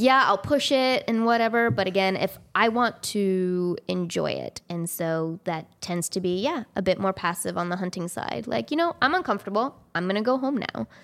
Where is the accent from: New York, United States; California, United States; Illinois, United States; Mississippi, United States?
California, United States; also born or lived in Missouri; now in Maine, United States; I'm originally from California